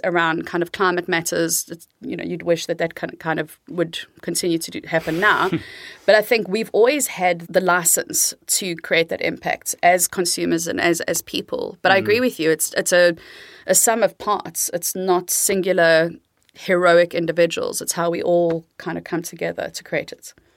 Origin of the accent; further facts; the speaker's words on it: South Africa; moved away as an adult; now in Amsterdam, Netherlands; I'm South African, born and raised, um, but been living in the Netherlands in Amsterdam for almost 21 years